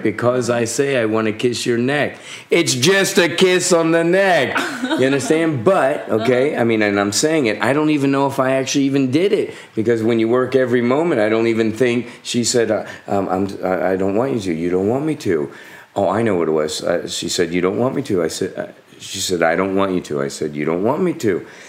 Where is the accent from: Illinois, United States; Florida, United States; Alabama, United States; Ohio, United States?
Florida, United States; South; growing up in South Florida in the U.S.